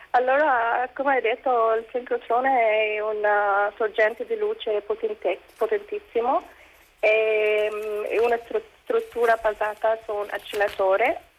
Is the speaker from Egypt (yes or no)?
yes; Egypt; sono egiziana, musulmana e scienziata nel discorso di TEDx